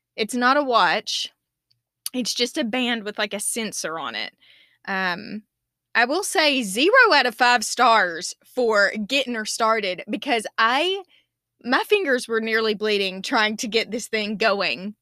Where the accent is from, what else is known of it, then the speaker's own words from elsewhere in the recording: the South, United States; 'Cause I'm the Southerner